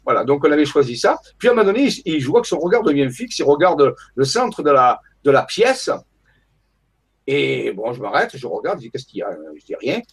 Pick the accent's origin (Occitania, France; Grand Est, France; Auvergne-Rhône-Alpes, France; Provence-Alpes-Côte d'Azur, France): Provence-Alpes-Côte d'Azur, France; Marseille; moved away as an adult; also born or lived in Paris / Saint-Raphaël; j'ai quitté Marseille, que j'habitais pendant 26 euh, ans à Marseille